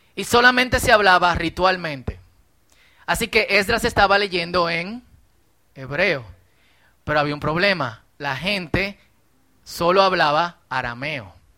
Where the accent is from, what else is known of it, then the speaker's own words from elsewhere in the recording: Dominican Republic; somos dominicanos